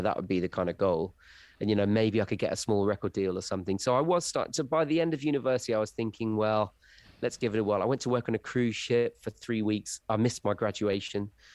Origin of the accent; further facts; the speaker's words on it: rural Wiltshire, South West England, United Kingdom; also born or lived in Essex; I grew up in rural Wiltshire